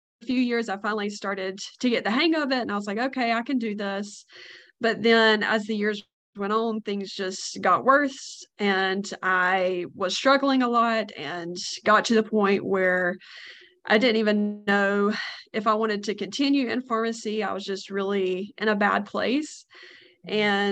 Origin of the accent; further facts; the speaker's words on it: North Carolina, United States; I'm from North Carolina, born and raised